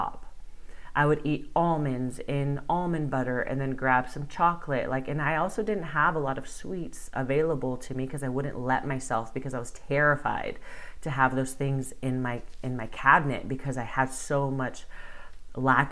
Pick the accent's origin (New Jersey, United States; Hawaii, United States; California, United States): California, United States; Bakersfield; moved away as an adult; also born or lived in Los Angeles / Spain; my hometown of Bakersfield